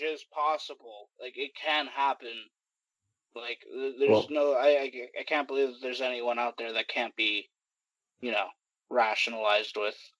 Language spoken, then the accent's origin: English; Monterey, California, United States; I was born and raised here